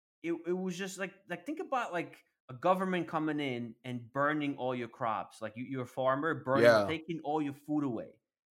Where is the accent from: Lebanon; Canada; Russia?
Russia; English is a second language; I was born in Soviet Union, and I grew up during the rebuilding period. So there was a lot of fucked up shit going on back then.